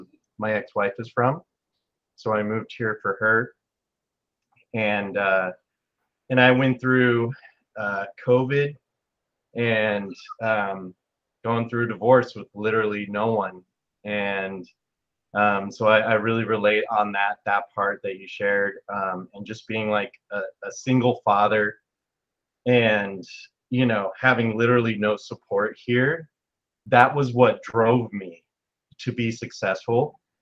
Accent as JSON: {"language": "English", "region": "California", "country": "United States", "lives_now": "New Jersey, United States", "said": "I came from California, and that's where a lot of my Mexican family is. And it's where all my family is. And I moved here to New Jersey."}